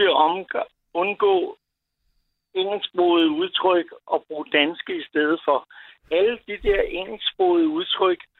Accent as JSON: {"language": "Danish", "town": "Copenhagen", "region": "Capital Region of Denmark", "country": "Denmark", "said": "Nu er jeg københavner, men"}